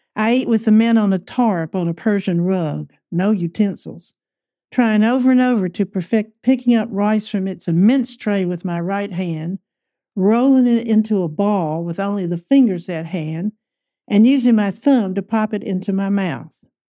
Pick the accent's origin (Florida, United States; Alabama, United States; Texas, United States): Alabama, United States; moved away as an adult; I was from Alabama